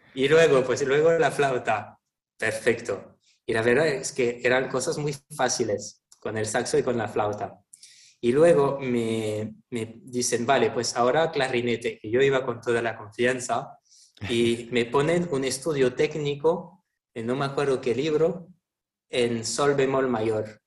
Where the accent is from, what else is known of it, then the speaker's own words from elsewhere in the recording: Toulon, Provence-Alpes-Côte d'Azur, France; Spanish is a second language; moved away; vengo de Francia, del sur de Francia, un, un, pueblo que se llama Toulon, que está entre Niza y Marsella